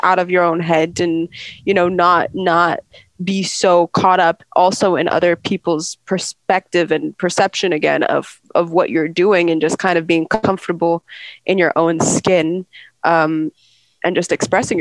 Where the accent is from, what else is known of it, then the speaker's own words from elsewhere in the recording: United Kingdom; I'm British